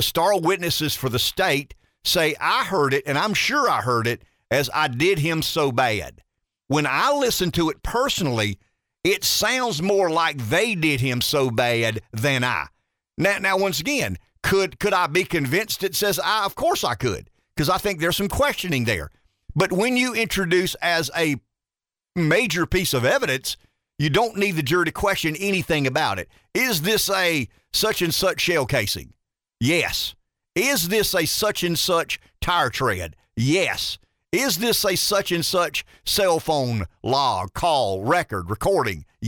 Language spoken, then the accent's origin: English; South Carolina, United States; my home state